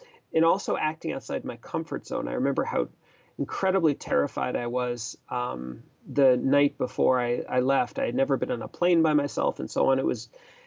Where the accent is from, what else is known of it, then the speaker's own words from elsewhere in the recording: Boston, Massachusetts, United States; I grew up in Boston, Massachusetts